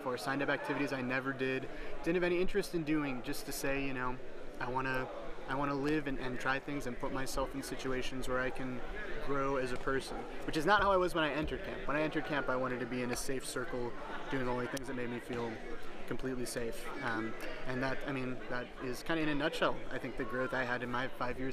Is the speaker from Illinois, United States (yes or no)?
yes; Deerfield, Illinois, United States; now in Brooklyn, United States; originally from Deerfield, Illinois, and now I live in beautiful Brooklyn, New York